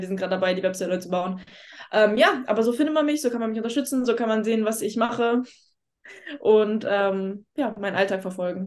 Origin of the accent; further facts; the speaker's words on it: Lübeck, Schleswig-Holstein, Germany; moved away; Ich komme ja nicht gebürtig aus Hamburg, ich komme aus Lübeck